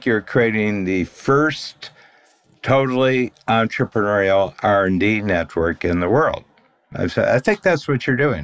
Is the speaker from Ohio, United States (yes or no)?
yes; Northern Ohio, United States; we're both from Northern Ohio